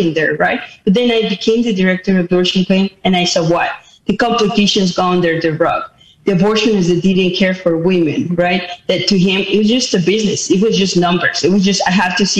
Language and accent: English; Mexico City, Mexico; moved away as an adult; now in United States; I was born in Mexico City. I moved to the United States when I was only 18 years of age